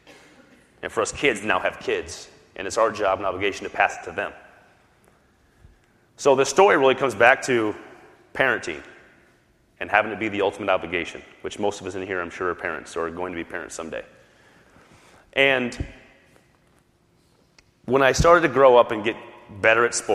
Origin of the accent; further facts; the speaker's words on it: South Dakota, United States; I grew up in South Dakota